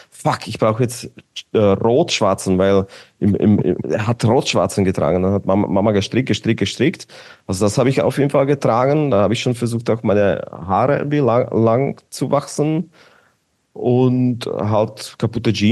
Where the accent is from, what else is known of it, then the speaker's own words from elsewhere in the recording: Bratislava, Bratislava Region, Slovakia; okay, ich komme aus Bratislava, Petržalka, Petržalka war quasi wie Mazan, so ein Gebiet